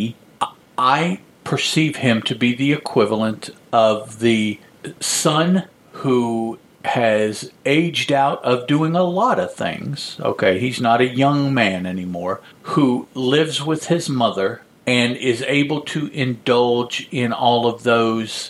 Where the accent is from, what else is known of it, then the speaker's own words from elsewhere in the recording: United States; I'm all American